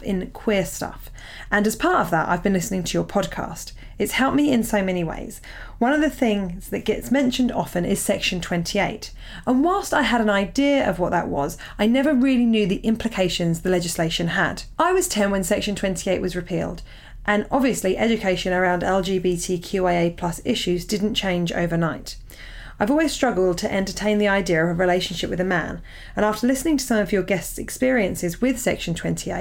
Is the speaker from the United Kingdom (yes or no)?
yes; Portsmouth, South East England, United Kingdom; moved away; Portsmouth New Theatre Royal. This is my hometown gig